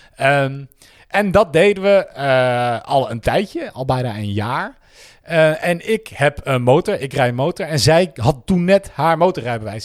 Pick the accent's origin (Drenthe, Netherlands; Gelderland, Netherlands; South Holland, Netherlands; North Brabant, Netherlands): North Brabant, Netherlands; 's-Hertogenbosch; moved away as an adult; also born or lived in Breda / Rotterdam / Utrecht; Ik kom uit Den Bosch. Geboren en getogen.